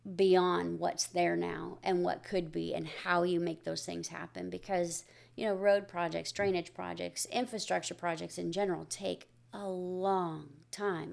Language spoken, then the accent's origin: English; near Riverside, California, United States; now in Tomball, United States; I grew up in a, in a little small community right outside of Riverside